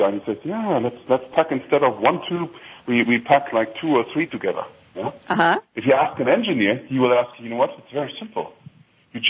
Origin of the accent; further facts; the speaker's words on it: Germany; accent: slight German accent; English is a second language; now in Chicago, United States; if I would be in Frankfurt, you hear my slight accent, so it's hard for me to hide it